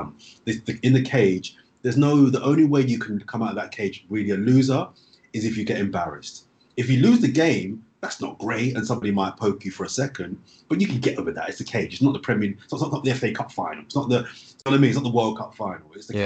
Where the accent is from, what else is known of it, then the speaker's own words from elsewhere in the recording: London, United Kingdom; growing up in South London